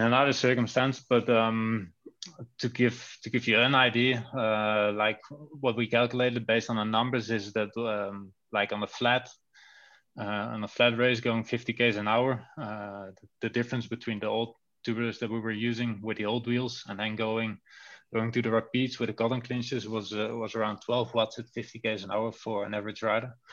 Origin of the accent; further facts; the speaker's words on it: Netherlands; English is a second language; moved away as an adult; now in Belgium; I come from the Netherlands, but live already a few years in Belgium now